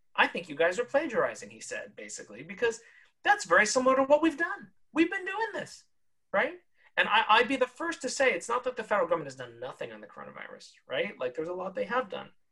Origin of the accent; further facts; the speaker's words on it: California, United States; My home state of California